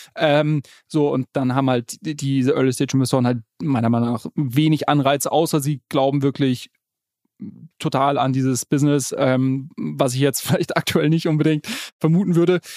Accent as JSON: {"language": "German", "town": "Munich", "region": "Bavaria", "country": "Germany", "said": "als Münchner kann ich dir sagen"}